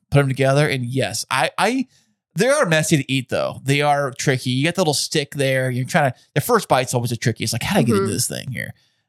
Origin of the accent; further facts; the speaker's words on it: Alpine, United States; growing up in Alpine